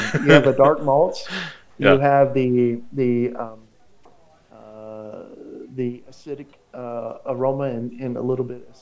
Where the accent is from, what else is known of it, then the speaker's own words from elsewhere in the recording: Florida, United States; now in Mexico; my hometown, Florida